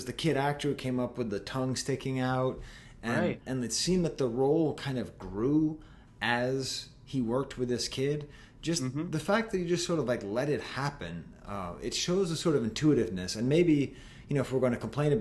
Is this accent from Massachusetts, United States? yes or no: yes; Boston, Massachusetts, United States; as a Bostonian